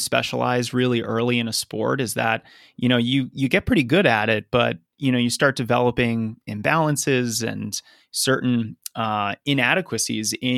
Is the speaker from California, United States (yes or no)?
no; Lexington, Massachusetts, United States; also born or lived in Arlington, Massachusetts; I actually grew up in Lexington and Arlington, yeah, which are just a couple towns away